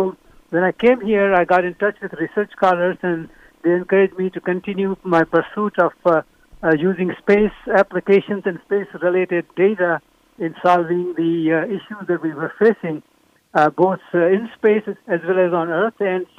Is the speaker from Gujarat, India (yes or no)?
yes; Vadodara, Gujarat, India; now in United States; I was born in Baroda, in Gujarat. So I'm Gujarati by birth, but my family moved to Gujarat after the country was divided.